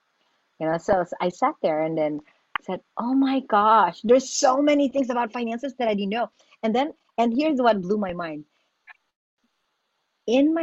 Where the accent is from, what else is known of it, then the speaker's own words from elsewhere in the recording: Philippines; moved away as an adult; now in United States; I am an immigrant from the Philippines